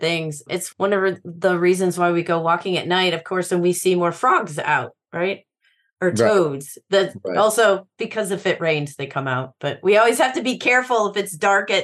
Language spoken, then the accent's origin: English; Central Illinois, United States; I grew up in Central Illinois